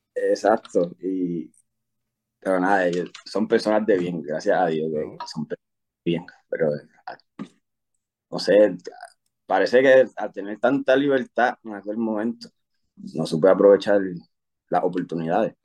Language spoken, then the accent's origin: Spanish; Luquillo, Puerto Rico; first language Spanish; moved away as an adult; also born or lived in New York, United States / Carolina, Puerto Rico / Bayamón, Puerto Rico; now in Fort Bliss, United States; Yo soy de Luquillo, Puerto Rico. Eh, eh, viví en Luquillo como hasta los cuatro o cinco años por ahí. Pues mi mamá decidió que nos íbamos para Nueva York